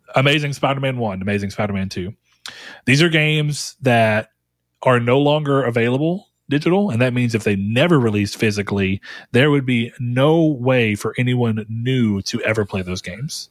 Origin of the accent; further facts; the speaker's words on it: United States; as an American